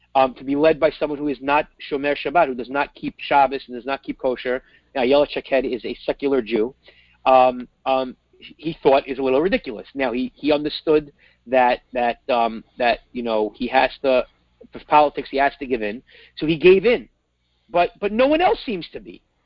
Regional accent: United States; I'm an American

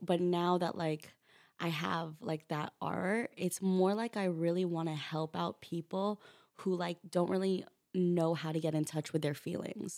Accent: Rancho Cucamonga, California, United States; now in New York, United States; I'm from a small town three hours away from L A. It's called Rancho Cucamonga.

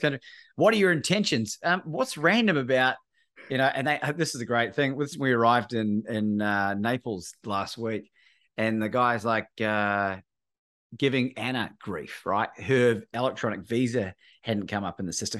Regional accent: New Zealand; moved away as an adult; also born or lived in Australia; growing up in New Zealand

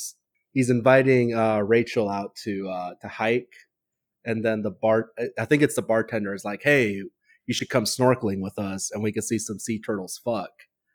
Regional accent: California, United States; Even though I'm from California

